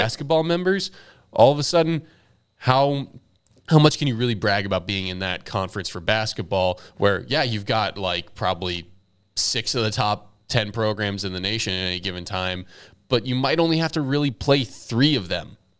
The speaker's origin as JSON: {"language": "English", "town": "Dallas", "region": "Texas", "country": "United States", "tie": "born or raised there", "said": "growing up in Dallas"}